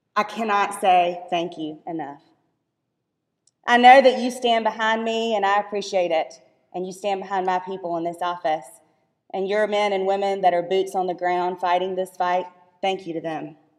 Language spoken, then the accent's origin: English; Griffin Judicial Circuit, Georgia, United States; The Griffin Judicial Circuit is my home and it is my hometown